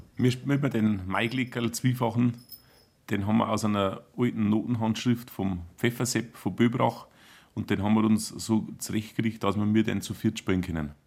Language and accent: German; Bodenmais, Bavaria, Germany; accent: Upper Palatinate (Oberpfälzisch); Wir im Beaumont reden wir eher schon das Oberpfälzerische